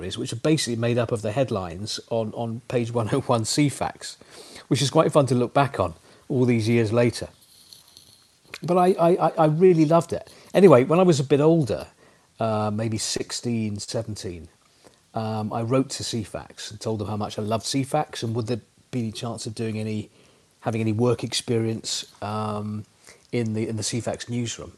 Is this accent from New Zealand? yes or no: no; London, United Kingdom; moved away; also born or lived in Leeds; I'm from North London